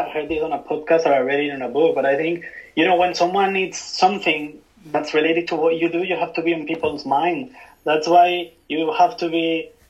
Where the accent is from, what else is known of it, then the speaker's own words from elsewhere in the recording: London, United Kingdom; now in Tokyo, Japan; i still keep in touch with my friends from my hometown even if i just go back like once a year i still keep in touch with most of my friends from london